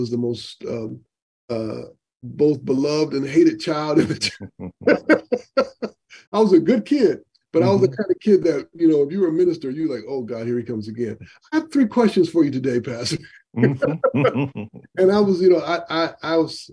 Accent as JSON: {"language": "English", "town": "Grand Rapids", "region": "Michigan", "country": "United States", "tie": "born or raised there", "said": "I grew up in Grand Rapids, Michigan"}